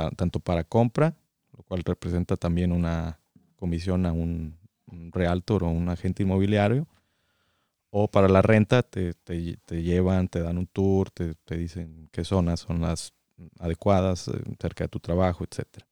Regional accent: San Luis Potosí, Mexico; moved away as an adult; also born or lived in Guadalajara, Mexico; now in Michigan, United States; Nacido en Guadalajara eh, y ahí viví únicamente cinco años. Todo el resto de mi vida viví en San Luis Potosí

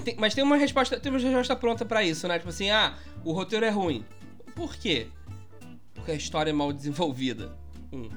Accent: Minas Gerais, Brazil; also born or lived in Barra da Tijuca, Rio de Janeiro; now in Rio de Janeiro, Brazil; eu sou mineiro

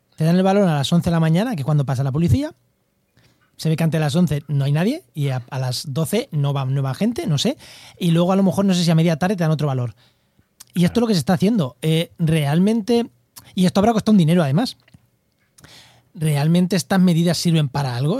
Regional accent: Munera, Castilla-La Mancha, Spain; now in La Línea de la Concepción, Spain; soy de Munera, Albacete, pero vivo en, la línea de la Concepción, en Cádiz

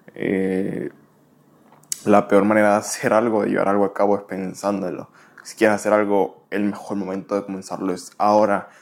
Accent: Venezuela; moved away as an adult; now in United States; soy de Venezuela, tengo 22, casi 23 años. Tengo viviendo en Estados Unidos aproximadamente ya casi tres años

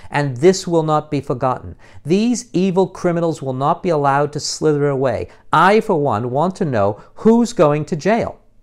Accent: United States; now in United Kingdom

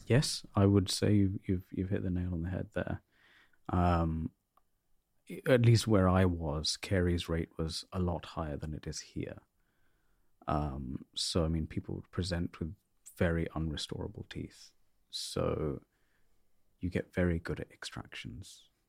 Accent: North India, India; now in United Kingdom; The uni was in South India and I'm North Indian

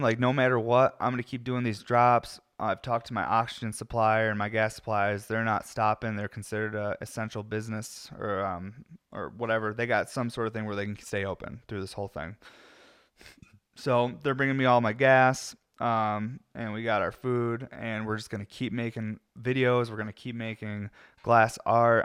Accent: Syracuse, New York, United States; now in Colorado, United States; I'm from Syracuse, New York, where it's always gray

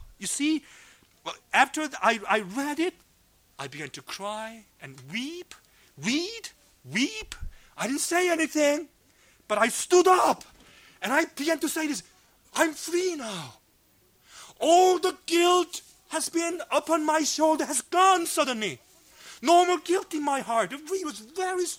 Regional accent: South Korea; moved away as an adult; also born or lived in Los Angeles / Georgia; I was brought up in Korea as a macho man.

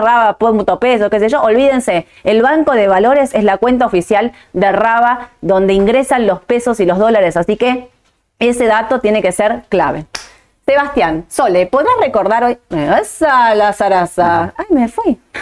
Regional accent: Argentina; mi opinión como argentina

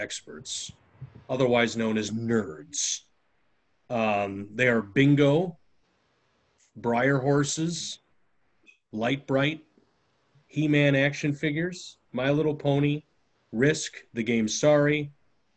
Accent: Illinois, United States; I grew up in Illinois

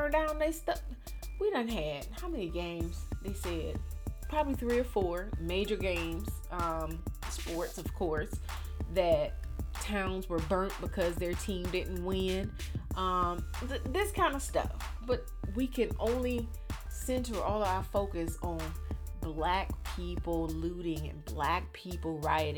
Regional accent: Miami, Florida, United States; I'm from Miami

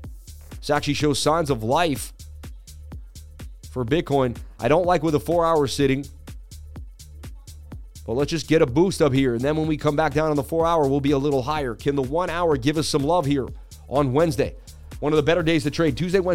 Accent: Serbia; I know you people love crypto, but I am from Serbia.

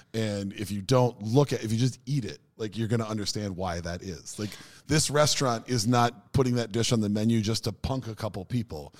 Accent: United States; moved away; also born or lived in Norway; being the American

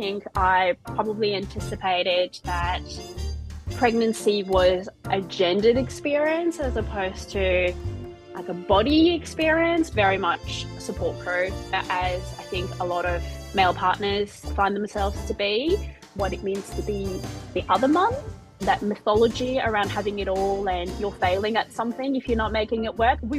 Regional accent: Marseille, Provence-Alpes-Côte d'Azur, France; moved away as an adult; now in Australia; So I'm originally from France. I was born and raised in Marseille on the south coast.

